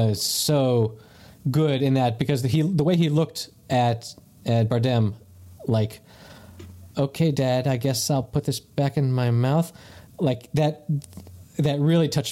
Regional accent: the South, United States; growing up in the South

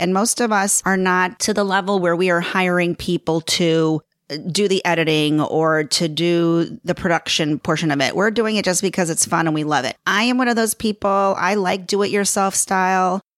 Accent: Chicago, Illinois, United States; accent: Chicago; moved away as an adult; now in Los Angeles, United States; My accent is, is a Chicago accent. I was born and raised in Chicago.

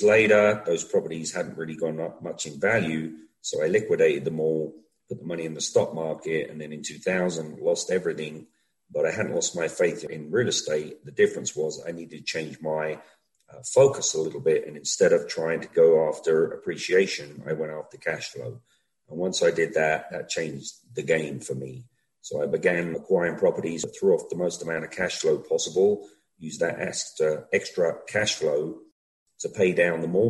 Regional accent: London, United Kingdom; moved away as an adult; also born or lived in Los Angeles, United States; now in Denver, United States; I'm from London, England.

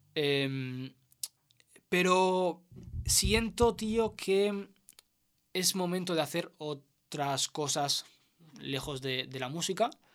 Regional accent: El Prat de Llobregat, Catalonia, Spain; also born or lived in Segur de Calafell; había pasado cuando era niño tres años así, que mis padres se pillaron una torre allí, y luego la vendimos y volvimos al Prat

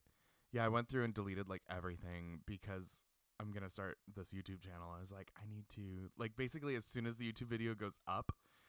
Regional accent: Seattle, Washington, United States; moved away as an adult; now in New York, United States; so being from Seattle

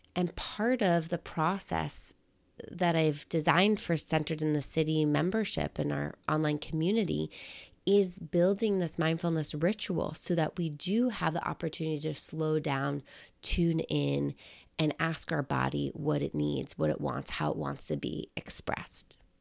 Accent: New York, United States; also born or lived in Michigan; being a New Yorker, you're used to walking a lot

